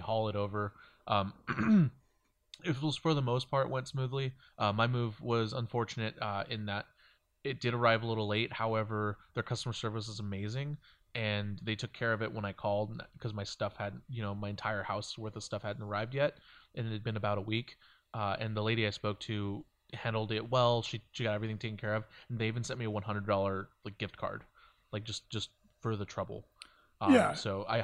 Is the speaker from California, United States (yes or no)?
yes; San Diego, California, United States; moved away as an adult; now in Boulder City, United States; I come from San Diego